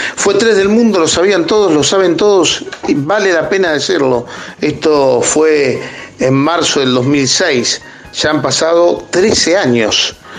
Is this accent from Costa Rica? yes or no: no; Argentina